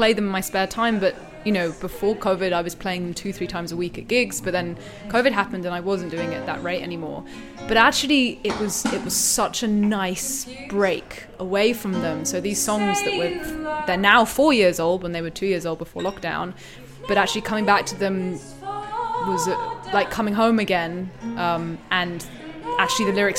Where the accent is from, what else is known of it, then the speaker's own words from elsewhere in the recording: Wiltshire, South West England, United Kingdom; now in London, United Kingdom; I'm from Wiltshire in England, but I live in London for the past few